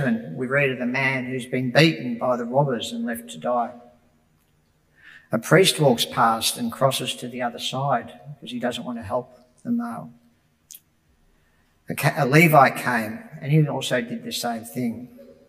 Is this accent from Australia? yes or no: yes; Broadmeadows, Victoria, Australia; When I was a boy growing up in Broadmeadows